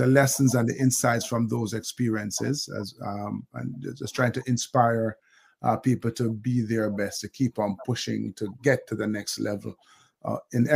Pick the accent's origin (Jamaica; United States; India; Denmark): Jamaica; born and bred in Jamaica